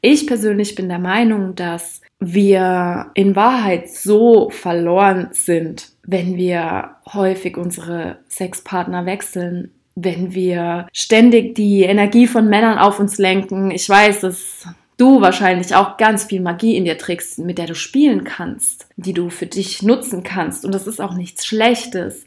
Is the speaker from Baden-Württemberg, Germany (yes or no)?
no; Rhineland-Palatinate, Germany; Ich bin auch in Rheinland-Pfalz aufgewachsen. Also ich habe dort meine Jugend auch verbracht, ganz intensiv.